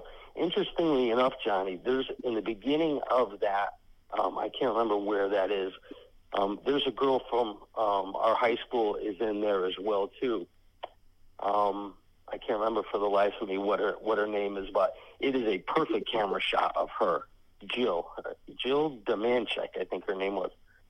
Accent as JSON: {"language": "English", "town": "Derby", "region": "Connecticut", "country": "United States", "tie": "born or raised there", "said": "Yeah, so Hit Parader magazine was manufactured and printed in Derby, Connecticut, which is my hometown."}